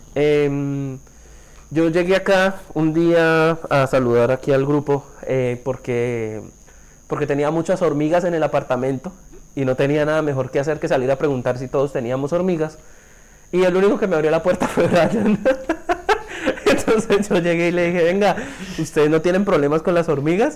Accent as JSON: {"language": "Spanish", "town": "Bucaramanga", "region": "Santander", "country": "Colombia", "moved": "yes", "said": "soy de Santander, específicamente de la capital, soy de Bucaramanga, tengo 24 años"}